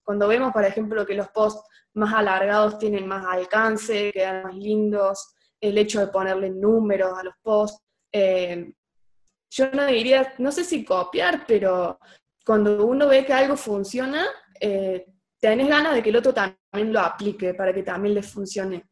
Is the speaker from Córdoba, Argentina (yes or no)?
yes; Oliva, Córdoba, Argentina; Yo soy de Oliva. Es un pueblo, ciudad, somos 20.000 personas.